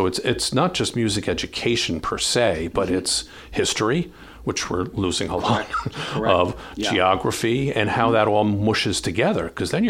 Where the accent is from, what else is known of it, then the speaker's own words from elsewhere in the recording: Ireland; I'm Irish. We love your food.